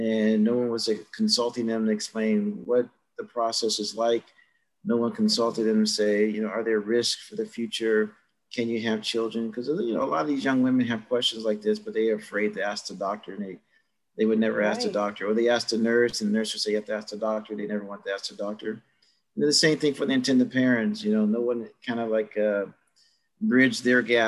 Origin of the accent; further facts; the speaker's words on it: Cleveland, Ohio, United States; moved away as an adult; also born or lived in Los Angeles; I grew up in Cleveland, Ohio